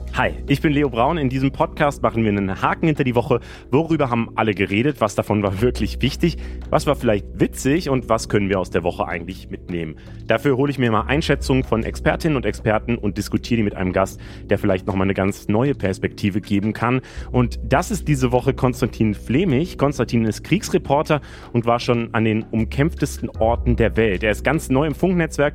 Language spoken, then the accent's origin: German; Frankfurt am Main, Hesse, Germany; ich bin in Frankfurt geboren und aufgewachsen